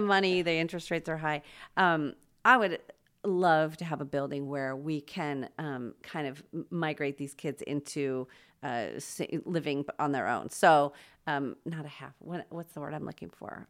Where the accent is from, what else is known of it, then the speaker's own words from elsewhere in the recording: Los Angeles, California, United States; moved away as an adult; also born or lived in Chicago / Wyoming / Palm Springs / San Francisco; now in Spokane, United States; I grew up mostly in Los Angeles